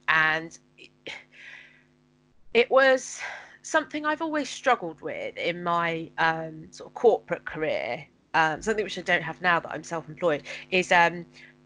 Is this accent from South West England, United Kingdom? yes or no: yes; Penzance, South West England, United Kingdom; now in Hertfordshire, United Kingdom; I'm from Penzance in Cornwall, and I live in Hertfordshire now